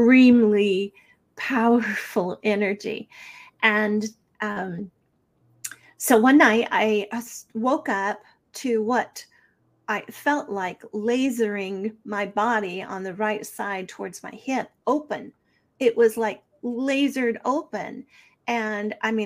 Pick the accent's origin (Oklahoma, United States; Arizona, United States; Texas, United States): Arizona, United States; Snowflake; I grew up in Snowflake, Arizona